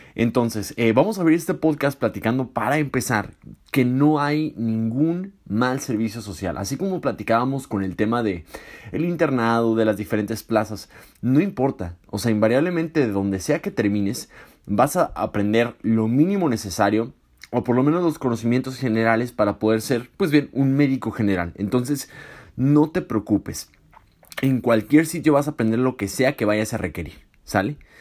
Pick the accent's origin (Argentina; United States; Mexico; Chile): Mexico; Tijuana, Baja California; moved away as an adult; yo soy de Tijuana y viví toda mi vida en Tijuana